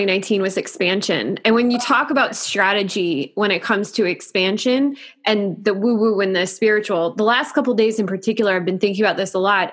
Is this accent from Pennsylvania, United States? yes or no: no; New York, United States; I'm a New Yorker at heart, always will be.